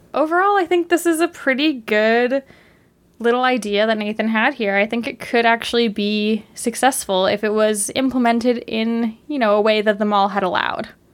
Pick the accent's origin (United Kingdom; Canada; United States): Canada; as a Canadian